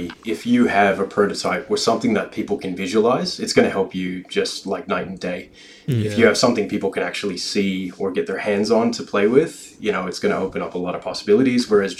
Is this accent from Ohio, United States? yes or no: yes; Cleveland, Ohio, United States; now in Australia; it's a great place to wake up and grow up and leave.